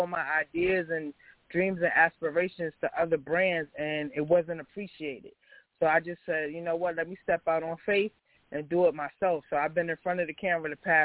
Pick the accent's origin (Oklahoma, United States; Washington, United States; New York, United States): New York, United States; New York City; I'm from Southside Jamaica, Queens.